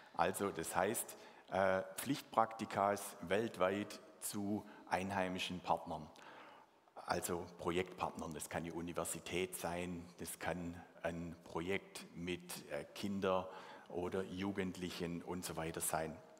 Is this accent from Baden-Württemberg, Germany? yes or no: yes; Swabia, Baden-Württemberg, Germany; accent: Swabian; first language Swabian; meine Muttersprache Schwäbisch